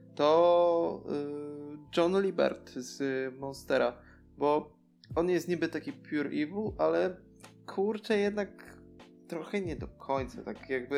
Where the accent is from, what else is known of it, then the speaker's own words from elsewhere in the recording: Tricity, Pomeranian Voivodeship, Poland; z moich stron, tutaj z Trójmiasta.